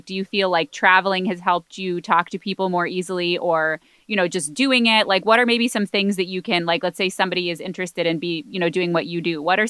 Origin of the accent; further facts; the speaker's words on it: Michigan, United States; But I'm originally from Michigan.